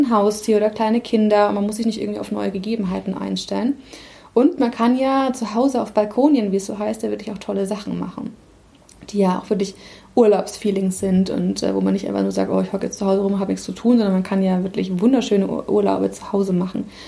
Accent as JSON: {"language": "German", "town": "Nuremberg", "region": "Bavaria", "country": "Germany", "tie": "born or raised there", "moved": "as an adult", "lives_now": "Hamburg, Germany", "said": "ich komme ursprünglich aus der Nähe von Nürnberg und ich habe lange Jahre in Nürnberg gewohnt."}